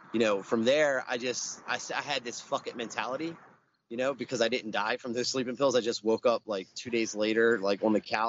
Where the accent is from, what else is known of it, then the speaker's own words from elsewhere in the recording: Baltimore, Maryland, United States; I grew up in Southwest Baltimore, in Morrill Park